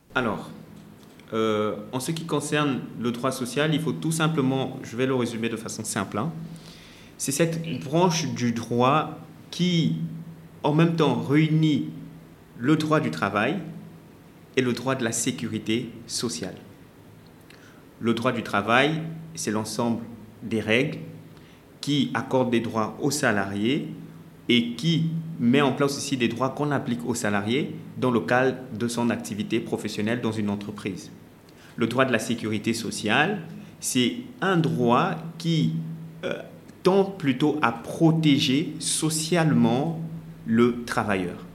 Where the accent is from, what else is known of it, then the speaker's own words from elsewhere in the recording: Gabon; moved away as an adult; also born or lived in Congo; now in Senegal; je, suis, congolais, je suis né congolais et euh, j'ai grandi au Gabon. Ensuite, je suis venu ici au Sénégal pour faire mes études